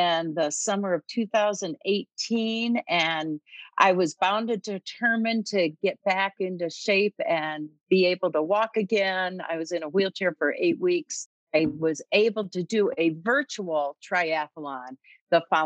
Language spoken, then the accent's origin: English; Michigan, United States; moved away as an adult; also born or lived in Maryland; now in Colorado, United States; And so I grew up in Michigan. We raised our family in Maryland, And when we moved from Maryland to Colorado